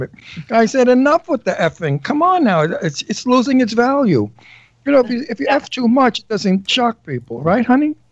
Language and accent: English; New York City, New York, United States; When I was 13, living coming from Brooklyn